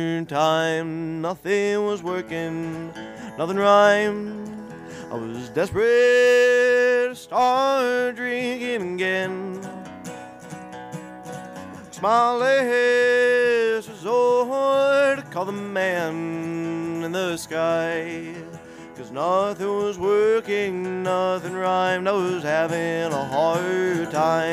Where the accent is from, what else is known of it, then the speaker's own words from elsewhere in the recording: Chicago, Illinois, United States; moved away; I'm originally from Chicago, and even when I moved away from Chicago